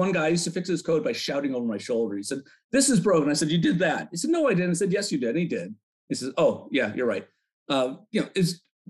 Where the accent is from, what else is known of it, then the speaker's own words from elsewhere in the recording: Chicago, Illinois, United States; Why don't you come out to the city and catch a Cubs game? Because I'm from Chicago.